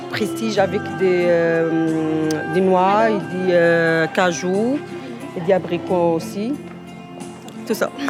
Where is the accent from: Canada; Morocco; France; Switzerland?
Morocco; French is a second language; moved away; also born or lived in Italy; je suis marocaine et j'ai la nationalité